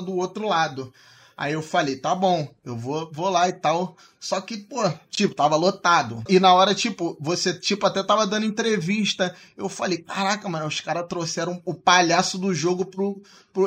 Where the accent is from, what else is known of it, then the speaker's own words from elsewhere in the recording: Rio de Janeiro, Brazil; eu sou do Rio